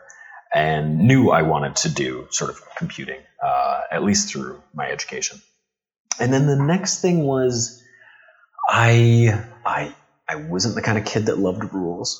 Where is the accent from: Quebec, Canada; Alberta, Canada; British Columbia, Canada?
Alberta, Canada; Calgary; was born and raised in Calgary